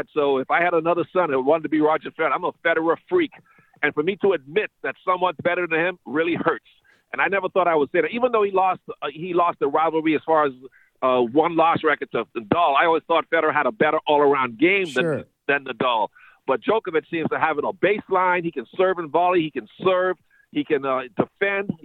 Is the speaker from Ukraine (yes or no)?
no; Bahamas; moved away; growing up in the Bahamas